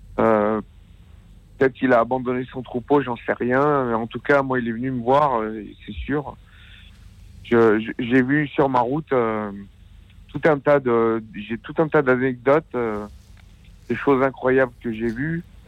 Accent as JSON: {"language": "French", "town": "Aubenas", "region": "Auvergne-Rhône-Alpes", "country": "France", "said": "je suis d'Aubenas en Ardèche"}